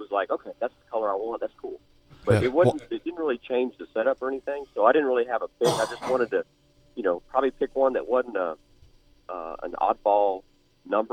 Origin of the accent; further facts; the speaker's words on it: Texas, United States; moved away; we came from Texas. I was 12 years old, 15 years old, racing.